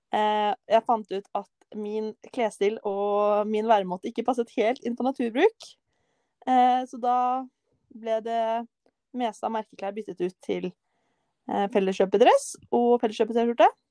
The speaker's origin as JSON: {"language": "Norwegian", "town": "Kløfta", "region": "Akershus", "country": "Norway", "tie": "born or raised there", "said": "Jeg er jo fra Kløfta. Og rett utenfor Oslo"}